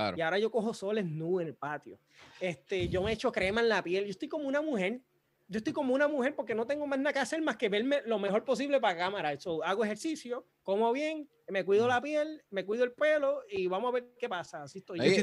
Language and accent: Spanish; Puerto Rico; now in United States